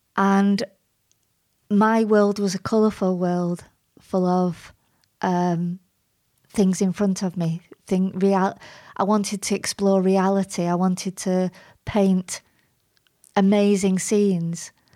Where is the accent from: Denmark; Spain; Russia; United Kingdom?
United Kingdom; Bury, North West England; You can't get more Barry, actually. I was born on Gig Lane